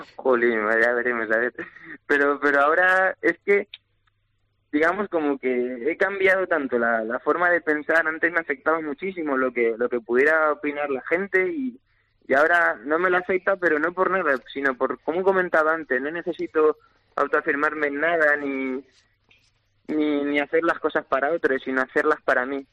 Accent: Valencia, Valencian Community, Spain; mi plaza, por encontrarme en mi tierra y sobre todo ante mi gente

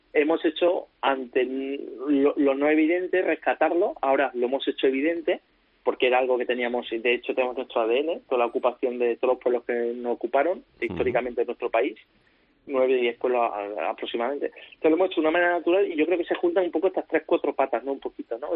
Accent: Córdoba, Andalusia, Spain; moved away as an adult; also born or lived in Valencia; en mi ciudad, con mi gente, en mi tierra

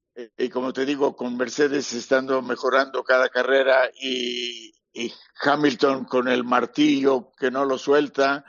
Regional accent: Mexico; en mi tierra

